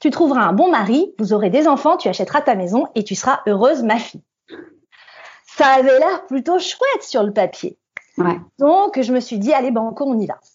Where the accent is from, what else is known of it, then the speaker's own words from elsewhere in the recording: Île-de-France, France; Parce que quand on vient de Seine-Saint-Denis, on a des challenges supplémentaires quand on a envie de réussir.